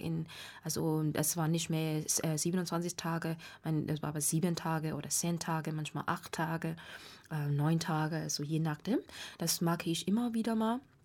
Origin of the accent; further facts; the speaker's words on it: Myanmar; German is a second language; moved away as an adult; now in Frankfurt, Germany; ich komme ursprünglich aus Burma oder jetzt nennt man Myanmar